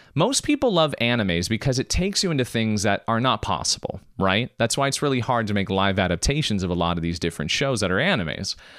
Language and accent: English; United States; I was born in America, my mom was born in Macedonia, my dad's born in Germany